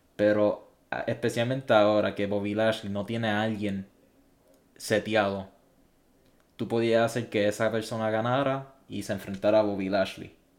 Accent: Puerto Rico; siendo puertorriqueño

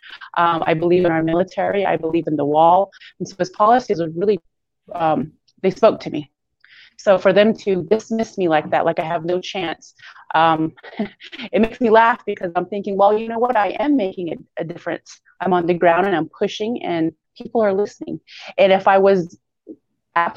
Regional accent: United States; I'm an American

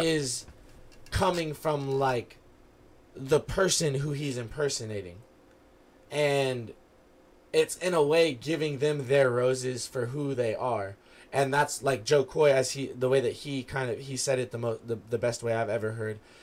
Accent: West Coast, United States; we're from the West Coast

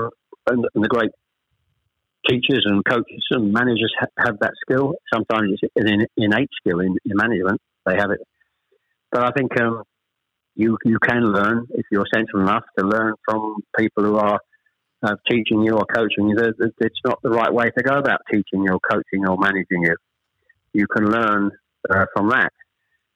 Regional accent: Chelmsford, East of England, United Kingdom; born or raised there; also born or lived in Ashton-under-Lyne, Manchester

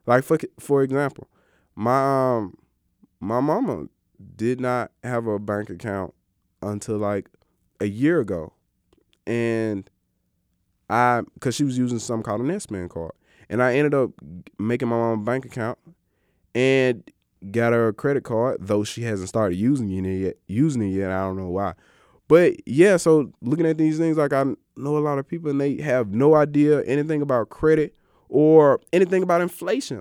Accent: Greenwood, Mississippi, United States; I grew up in Greenwood, Mississippi, the Delta

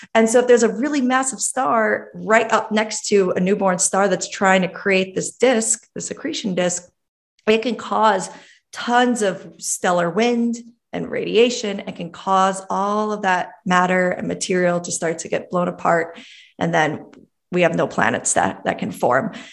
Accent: New York City, New York, United States; I was born in Brooklyn, Brooklyn, New York

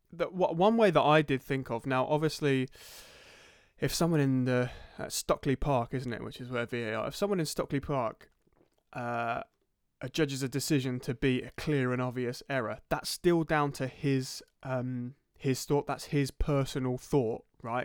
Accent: Crawley, South East England, United Kingdom; I'm from Crawley, and listeners, I'm from Crawley, so I, you know, I saw support Crawley Town as well

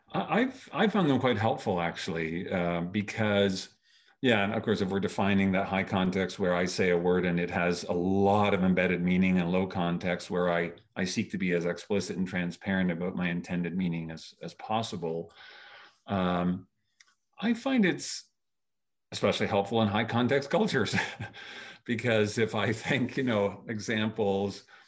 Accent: Canada; I was born and raised in Canada

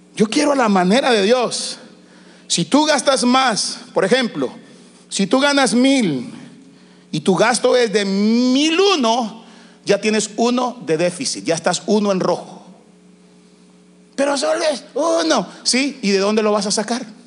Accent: El Salvador; now in United States

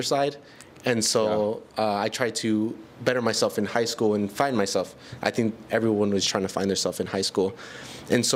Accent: Milwaukee, Wisconsin, United States; I was born and raised in Milwaukee

